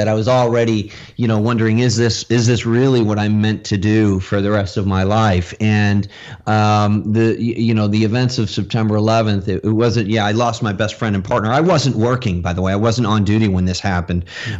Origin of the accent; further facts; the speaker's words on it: New York, United States; When I came to Florida from New York, it was culture shock, because I just had to find a way to make some money.